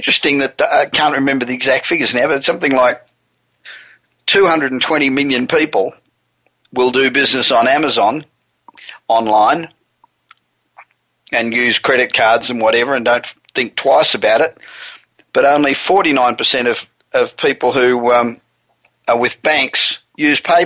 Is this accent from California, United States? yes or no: yes; Los Angeles, California, United States; we're broadcasting again from my hometown of Los Angeles